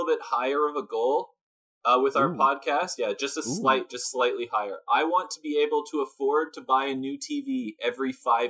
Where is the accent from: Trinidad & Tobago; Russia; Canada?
Canada; Toronto, Ontario; I'm from Toronto, Ontario